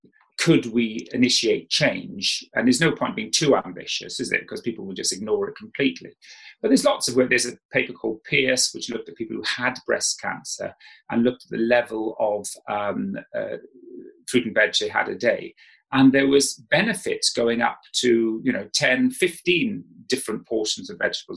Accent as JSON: {"language": "English", "region": "South Wales", "country": "United Kingdom", "tie": "born or raised there", "moved": "yes", "said": "I grew up in South Wales"}